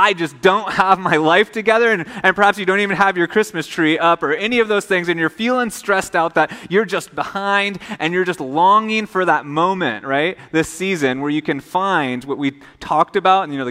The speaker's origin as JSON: {"language": "English", "region": "Minnesota", "country": "United States", "tie": "born or raised there", "moved": "yes", "lives_now": "Hawaii, United States", "said": "I grew up in Minnesota."}